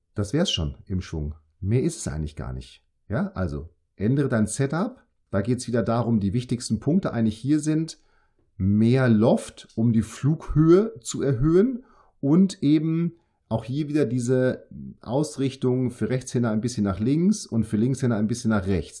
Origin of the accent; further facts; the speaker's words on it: Münster, North Rhine-Westphalia, Germany; now in Bremen, Germany; ich komme aus Münster, ich arbeite jetzt in Bremen